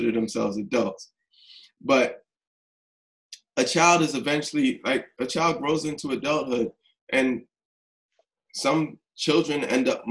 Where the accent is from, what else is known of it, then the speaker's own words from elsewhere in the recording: New York, United States; growing up in New York in the 80s and before 42nd Street was, like, changed